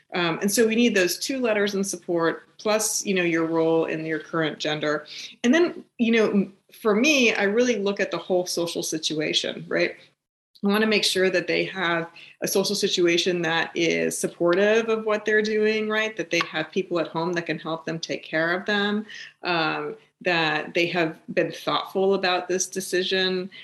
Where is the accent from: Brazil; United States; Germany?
United States; East Bay, San Francisco, California; moved away; also born or lived in New Jersey; I grew up in the East Bay of, of, San Francisco